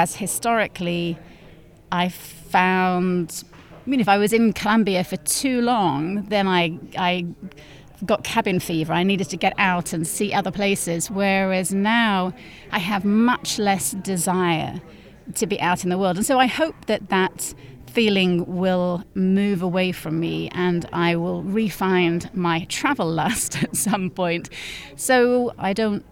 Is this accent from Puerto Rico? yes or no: no; North West England, United Kingdom; moved away as an adult; in this one medium-sized town in the northwest of England